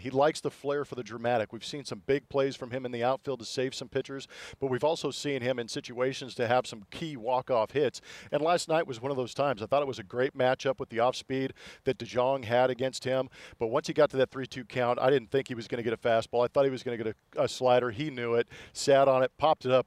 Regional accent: Southern California, United States; moved away as an adult; now in Houston, United States; being a Southern California guy

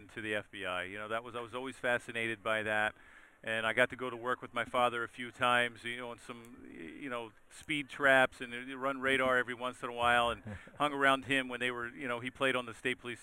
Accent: Baltimore, Maryland, United States; I grew up in Baltimore

